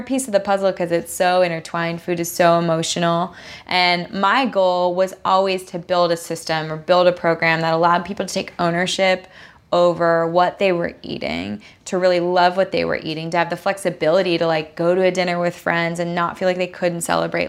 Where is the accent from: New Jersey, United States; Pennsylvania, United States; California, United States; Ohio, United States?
California, United States; Southern; I grew up here in Southern California